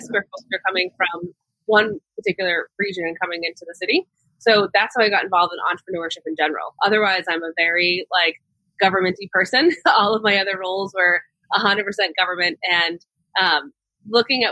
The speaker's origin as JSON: {"language": "English", "town": "Boston", "region": "Massachusetts", "country": "United States", "tie": "born or raised there", "said": "I'm from Boston. I grew up here in the city"}